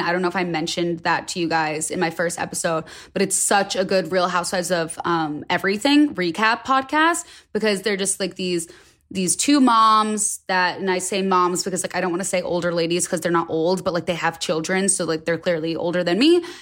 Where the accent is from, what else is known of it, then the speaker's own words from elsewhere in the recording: United States; also born or lived in West Hollywood; as an American